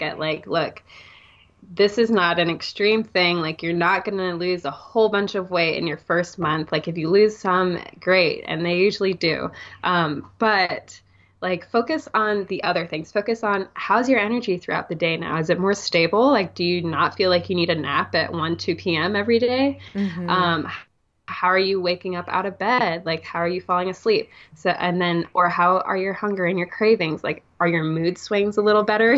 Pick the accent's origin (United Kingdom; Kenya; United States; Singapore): Singapore; I'm from Singapore, right? It's very fast paced city life.